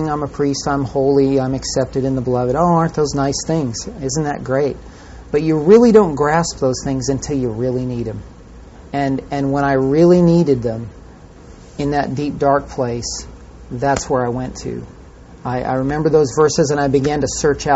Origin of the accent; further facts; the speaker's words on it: California, United States; I grew up in California